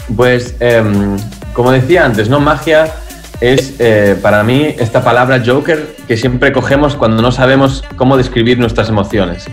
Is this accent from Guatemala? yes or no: no; Spain; also born or lived in Berlin, Germany; yo soy español